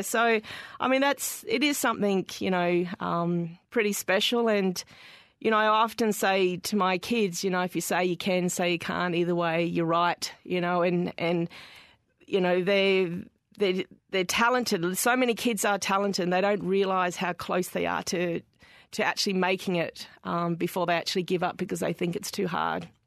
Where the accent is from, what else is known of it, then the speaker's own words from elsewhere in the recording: Darwin, Northern Territory, Australia; growing up in Darwin